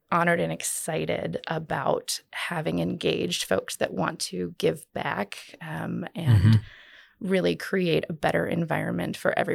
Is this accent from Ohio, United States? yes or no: no; Florida, United States; A lot of people say, oh, it must be awesome growing up in Florida.